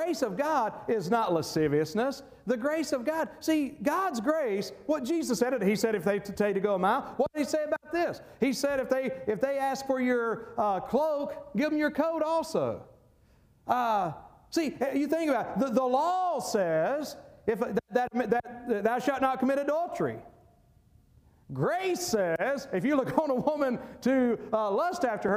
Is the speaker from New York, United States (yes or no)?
no; North Carolina, United States; moved away; when I worked at A.B. Carter down in my hometown in North Carolina